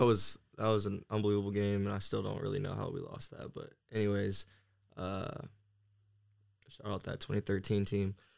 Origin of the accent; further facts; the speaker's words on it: Camas, Washington, United States; also born or lived in California; now in Bradenton, United States; I'm originally from Camas, Washington, um, which is a small town uh, just north of Portland, Oregon